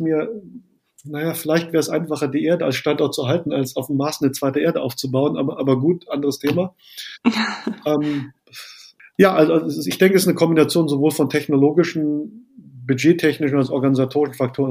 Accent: Germany; bei uns in Deutschland

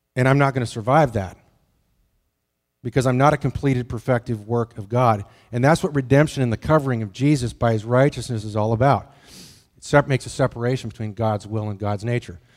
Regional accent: the Tetons, Wyoming, United States; moved away; I grew up in the Tetons.

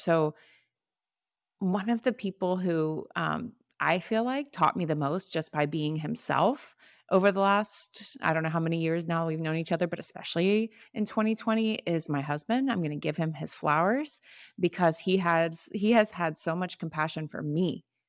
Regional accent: Florida, United States; I'm from Florida

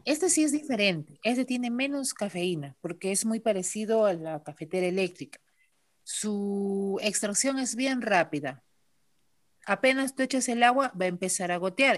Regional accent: Villa Rica, Pasco, Peru; Regresé a Villarrica hace 13 años, ¿no? Siempre quise regresar a mi tierra

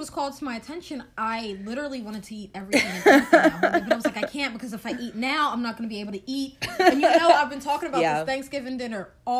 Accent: New Jersey, United States; up here, because we're from Jersey

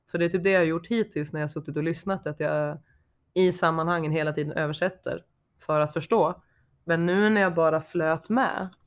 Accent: Sweden; accent: dalmål/skelleftemål/gällivaremål; Det blev dalmål, skelleftemål och gällivaremål i samma mening.

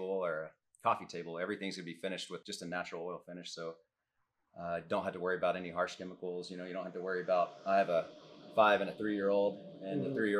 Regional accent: Jacksonville, Texas, United States; I grew up in Jacksonville.

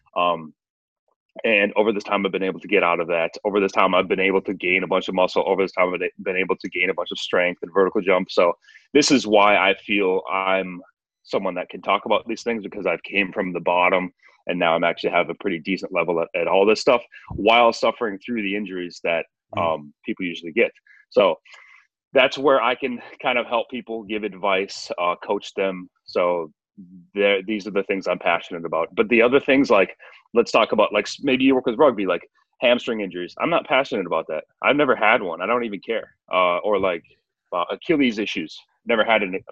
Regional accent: Northwest Wisconsin, United States; I grew up in Northwest Wisconsin, uh, like kind of the middle of nowhere.

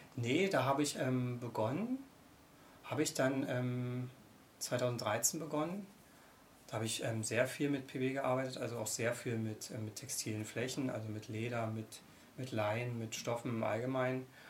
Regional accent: Brandenburg, Germany; also born or lived in Köpenick / Müggelsee area, Berlin / Potsdam; Brandenburg ist meine Heimat, da bin ich geboren und aufgewachsen

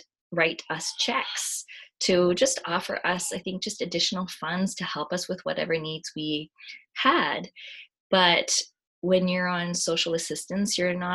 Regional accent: Canada; I identify as Japanese Canadian

